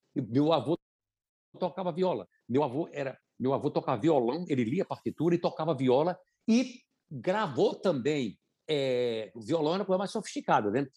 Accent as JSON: {"language": "Portuguese", "town": "São Bento do Una", "region": "Pernambuco", "country": "Brazil", "tie": "born or raised there", "moved": "yes", "said": "Eu sou da cidade de São Bento do Una, é, era uma cidade que tinha uns 5 mil habitantes quando eu nasci"}